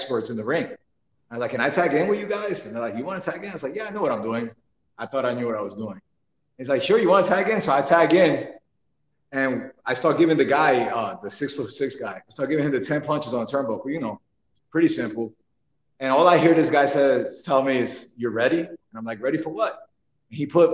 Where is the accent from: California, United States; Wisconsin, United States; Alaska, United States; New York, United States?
New York, United States; New York City; moved away; I'm from New York. Actually, I'm from Brooklyn, New York